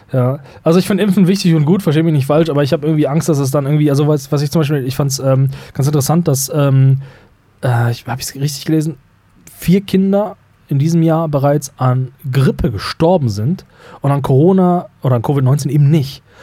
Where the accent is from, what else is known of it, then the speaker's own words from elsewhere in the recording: North Rhine-Westphalia, Germany; bei uns im Niederrhein